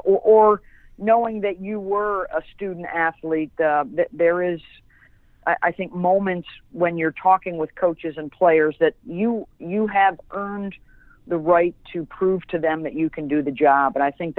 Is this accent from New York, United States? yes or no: yes; Syracuse, New York, United States; I grew up in Syracuse